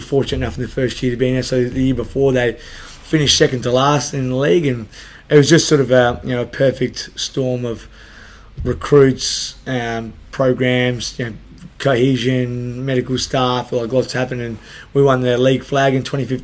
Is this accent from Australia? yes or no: yes; Adelaide, South Australia, Australia; I grew up in Salisbury